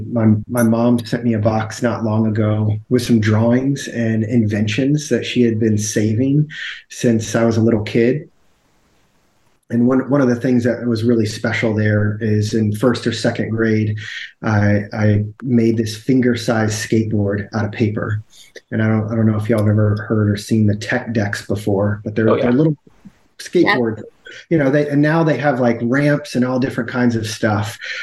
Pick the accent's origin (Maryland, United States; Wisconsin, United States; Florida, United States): Florida, United States; also born or lived in Okeechobee, Florida / Gainesville, Florida / Tampa Bay area; I'm pretty much from Florida. I wasn't born in Florida, but I've spent the majority of my life living here and growing up